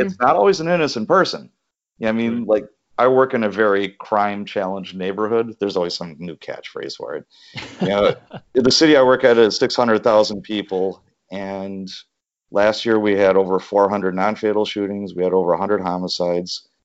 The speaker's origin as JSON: {"language": "English", "town": "Chicago", "region": "Illinois", "country": "United States", "tie": "born or raised there", "said": "as a young lad, I grew up in Chicago"}